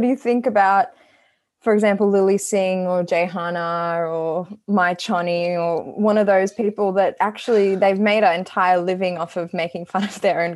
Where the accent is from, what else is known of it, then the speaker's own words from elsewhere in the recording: Sri Lanka; I'm not Indian, I'm Sri Lankan